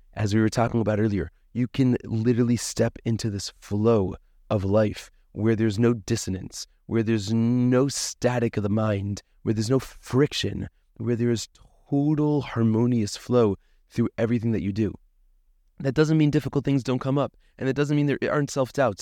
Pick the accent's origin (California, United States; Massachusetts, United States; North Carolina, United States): Massachusetts, United States; Boston; moved away as an adult; also born or lived in Tzfat, Israel; now in Safed, Israel; I grew up in Boston, Massachusetts